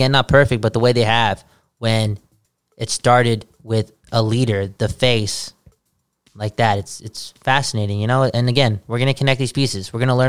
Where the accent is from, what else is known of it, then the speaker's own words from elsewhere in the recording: Canada; on our passports, you know, we're Canadian.